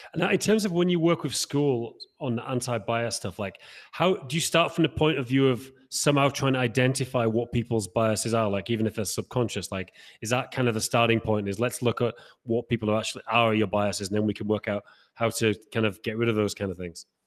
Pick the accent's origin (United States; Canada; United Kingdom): United Kingdom; Haworth, Yorkshire and the Humber; moved away; where I'm from is the, the Bronte